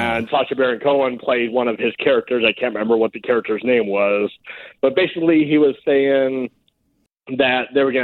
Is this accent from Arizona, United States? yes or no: yes; Bullhead City, Arizona, United States; here in my hometown